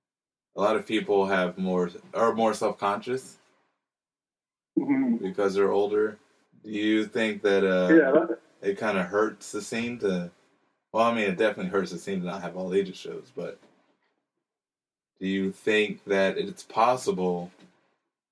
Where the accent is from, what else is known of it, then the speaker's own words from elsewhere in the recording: Hawaii, United States; now in Washington, D.C., United States; Growing up in Hawaii